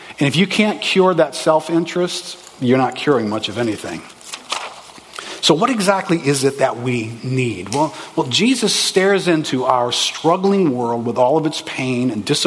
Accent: New Orleans, Louisiana, United States; Growing up in New Orleans, you grow up in a racially charged city.

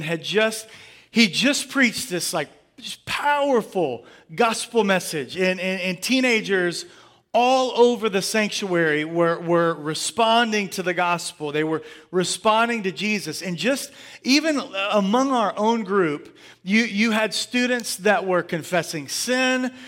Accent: Angleton, Texas, United States; moved away; also born or lived in Pearland, Texas; we were in Angleton. Uh, we moved back to my hometown for about six years

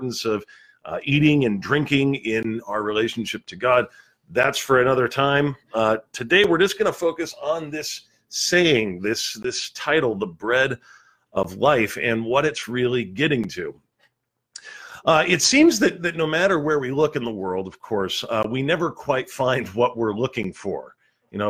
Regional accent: Southern California, United States; moved away; I'm originally from Southern California

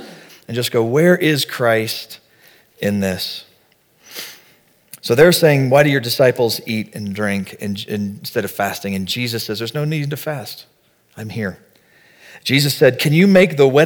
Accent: the South, United States; We're from the South

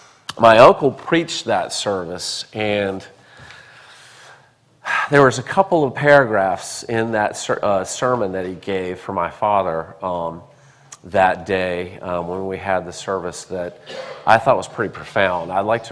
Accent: Charlotte, North Carolina, United States; born there; also born or lived in Columbia; I was born in Charlotte, and my grandfather, Joseph Sherwood Harvard, baptized me at a Presbyterian church in Charlotte, and my mother would tell me all of this.

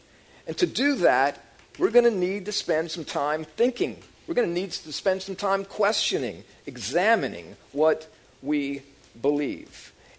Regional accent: New Orleans, Louisiana, United States; And both Annette and I grew up in New Orleans.

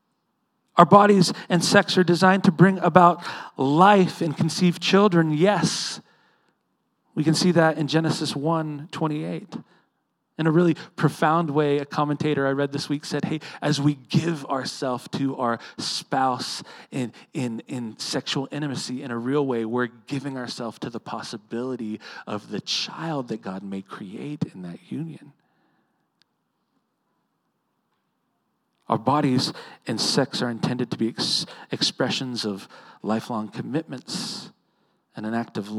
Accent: Edmond, Oklahoma, United States; I grew up in Edmond with a young man named Kyle Harper.

